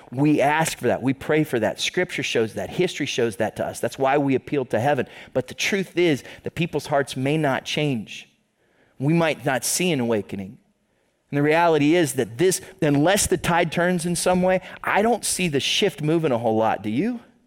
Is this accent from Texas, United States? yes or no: no; Toledo, Ohio, United States; We're from Toledo.